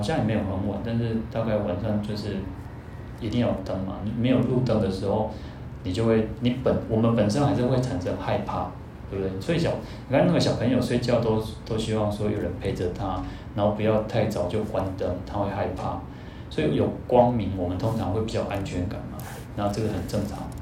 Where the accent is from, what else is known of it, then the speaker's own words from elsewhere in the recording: Taiwan; 我们台湾人的习惯